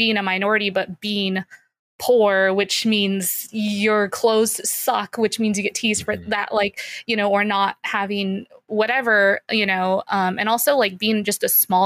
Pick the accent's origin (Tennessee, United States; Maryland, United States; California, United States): California, United States; San Diego; I grew up in San Diego. I was born and raised in San Diego